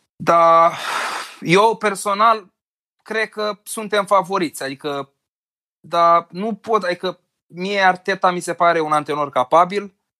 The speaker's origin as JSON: {"language": "Romanian", "town": "Constanța", "region": "Constanța County", "country": "Romania", "moved": "as an adult", "lives_now": "Bucharest, Romania", "said": "eu sunt din Constanța, am făcut facultatea la București, m-am mutat acolo cu jobul"}